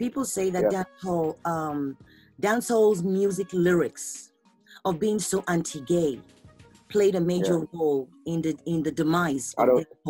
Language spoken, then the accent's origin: English; Nigeria; accent: Nigerian; So I'm representing Nigeria, green, white, green.